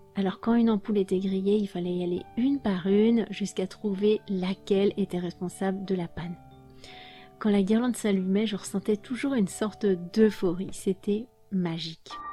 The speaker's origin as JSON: {"language": "French", "country": "France", "tie": "born or raised there", "said": "J'ai grandi en France, comme vous le savez, dans une famille française."}